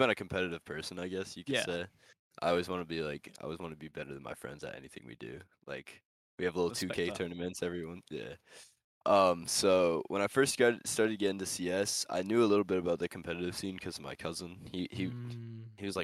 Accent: United States; I'm from America.

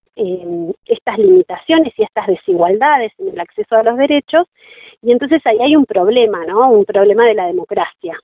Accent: Junín, Buenos Aires Province, Argentina; moved away as an adult; now in Bariloche, Argentina; yo nací en Junín, provincia de Buenos Aires, patria sojera. Eh, crecí allí, hice hasta mi secundario

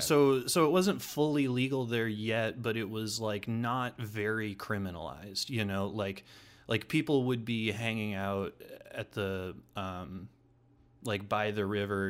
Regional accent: Des Moines, Iowa, United States; also born or lived in Kelly, Iowa / Ames, Iowa / Portland, Oregon / Creston, Iowa; I pretty much grew up in Des Moines

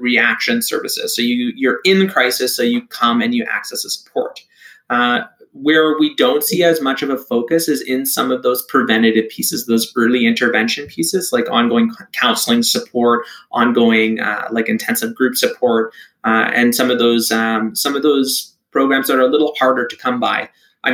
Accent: Toronto, Ontario, Canada; I grew up and I was born and raised in Toronto.

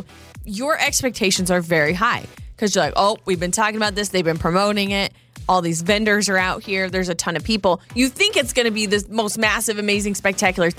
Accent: North Idaho, United States; I was very spoiled growing up in North Idaho with all the lakes

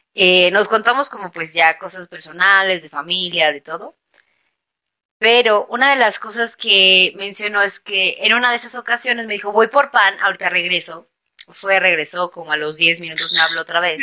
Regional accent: Mexico City, Mexico; yo soy de la Ciudad de México

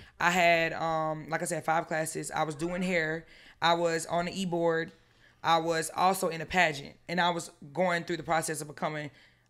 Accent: Statesboro, Georgia, United States; now in Atlanta, United States; Say about coming up here, living in Atlanta too, because I'm from Statesboro, Georgia, country small town.

